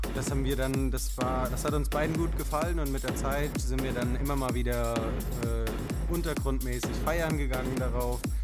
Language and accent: German; Laubach, Hesse, Germany; ich komme aus Laubach, bin 19 Jahre alt und ich mache momentan mein Abi am Laubach-Kolleg